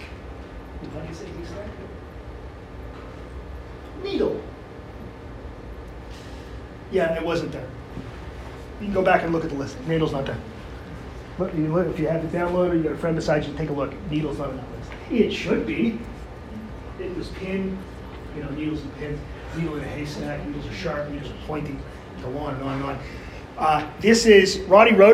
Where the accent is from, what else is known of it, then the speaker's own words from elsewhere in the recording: Sudbury, Ontario, Canada; also born or lived in Toronto / London, Ontario; we moved from Toronto to Sudbury in 1974